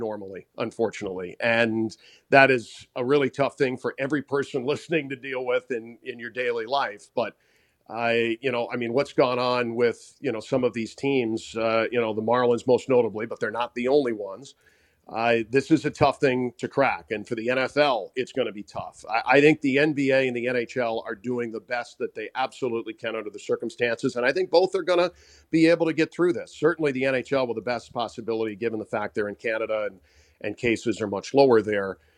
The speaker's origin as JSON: {"language": "English", "region": "Minnesota", "country": "United States", "tie": "born or raised there", "moved": "yes", "lives_now": "Washington, D.C., United States", "said": "I grew up in Minnesota."}